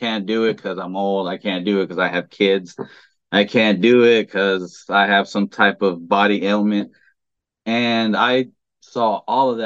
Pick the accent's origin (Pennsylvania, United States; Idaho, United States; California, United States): California, United States; Los Angeles; born and raised in California, LA, and joined the military